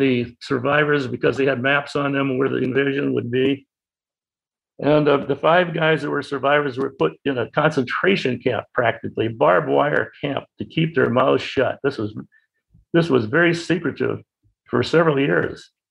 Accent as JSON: {"language": "English", "town": "Boston", "region": "Massachusetts", "country": "United States", "tie": "born or raised there", "also_born_or_lived": "Winthrop, Massachusetts", "said": "I was born in Boston on June 16, 1925. Lived in Winthrop, which is a suburb of Boston, near the ocean"}